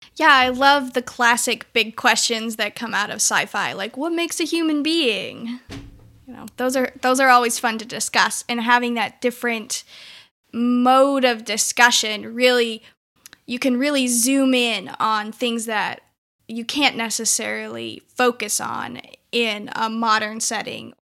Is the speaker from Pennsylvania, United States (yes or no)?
no; Klamath Falls, Oregon, United States; moved away as an adult; now in Wilmore, United States; I am from Klamath Falls, Oregon, and I have been living in Wilmore, Kentucky for the last six years